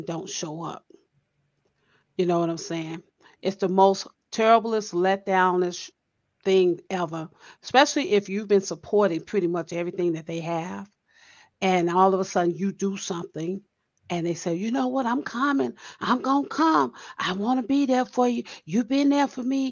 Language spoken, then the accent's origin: English; Chicago, Illinois, United States; that's what I grew up on in Chicago. We supported one another